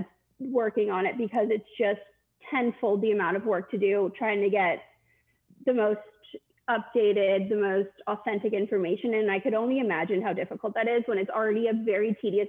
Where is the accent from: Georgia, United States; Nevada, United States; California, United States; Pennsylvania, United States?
Pennsylvania, United States; Philadelphia; I grew up in Philly, so I knew... I was pretty, thoroughly indebted in the Philly fandom.